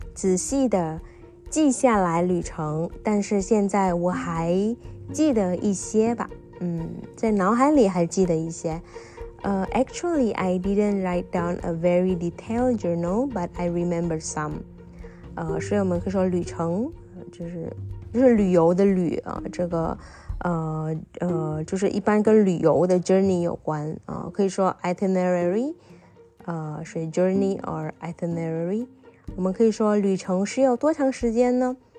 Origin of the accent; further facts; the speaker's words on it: Indonesia; Chinese is a second language; moved away as an adult; also born or lived in Taiwan / Xiamen, China; 因为没想到在中国也能知道跟我家乡一模一样的美食